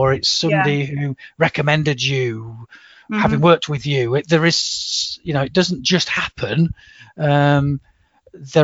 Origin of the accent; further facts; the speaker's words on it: Chesterfield, East Midlands, United Kingdom; I was growing up in Chesterfield